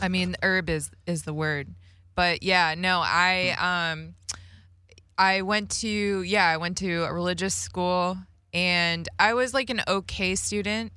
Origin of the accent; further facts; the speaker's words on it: Las Vegas, Nevada, United States; I grew up in Vegas, like, listening to rap and hip hop as a kid